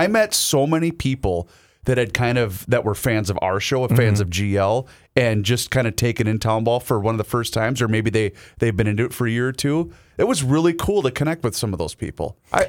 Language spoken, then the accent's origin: English; Faribault, Minnesota, United States; born or raised there